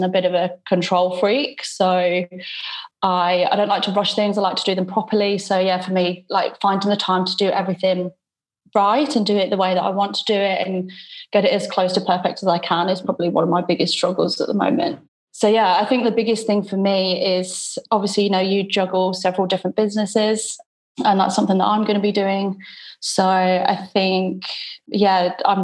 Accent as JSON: {"language": "English", "country": "United Kingdom", "moved": "yes", "lives_now": "Perth, Australia", "said": "I'm originally from the UK. You can probably tell by my accent"}